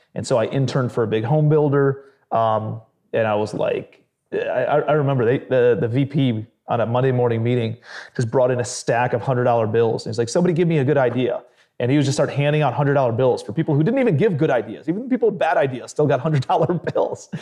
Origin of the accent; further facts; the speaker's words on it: Cleveland, Ohio, United States; grew up in blue collar Cleveland, Ohio.